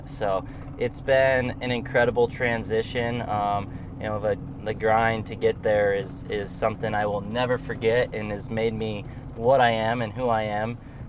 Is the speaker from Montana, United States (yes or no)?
yes; Deer Lodge, Montana, United States; I grew up elk hunting in Montana. I grew up in a small town in the mountains in Montana.